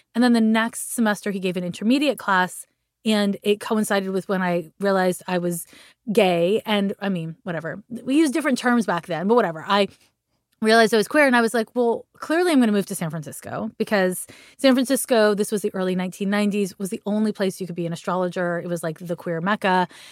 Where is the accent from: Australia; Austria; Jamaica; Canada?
Canada; Montreal, Quebec; I'm from Montreal, Quebec